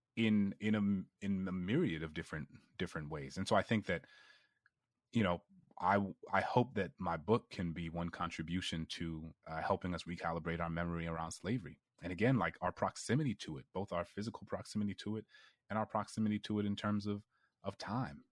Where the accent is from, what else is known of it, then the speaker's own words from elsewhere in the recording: New Orleans, Louisiana, United States; I grew up in New Orleans